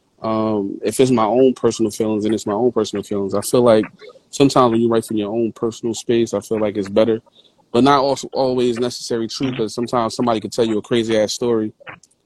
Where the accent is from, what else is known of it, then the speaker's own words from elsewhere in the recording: Jersey City, New Jersey, United States; I'm originally from North in Jersey City